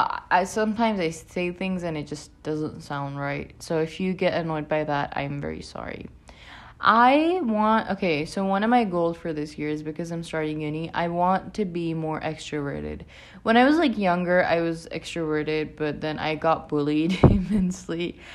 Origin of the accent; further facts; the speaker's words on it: Pakistan; I live in Pakistan. I'm from Pakistan originally as well.